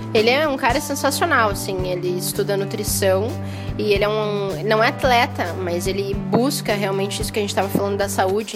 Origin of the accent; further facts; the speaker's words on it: Curitiba, Paraná, Brazil; eu sou curitibana, mas toda a minha família é do Rio Grande do Sul